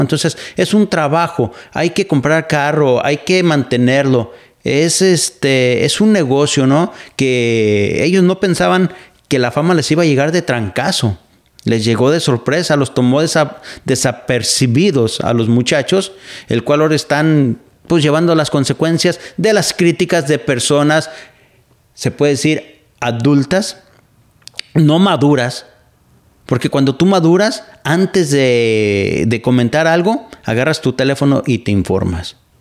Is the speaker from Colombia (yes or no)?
no; Mexico; now in Pacific Northwest, United States; yo nací en México, soy mexicano